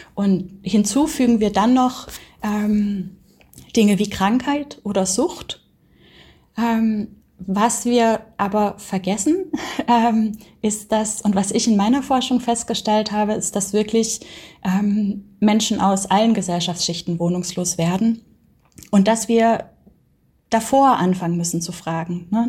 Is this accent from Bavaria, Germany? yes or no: no; Baden-Württemberg, Germany; ich bin auf dem Dorf aufgewachsen in Baden-Württemberg.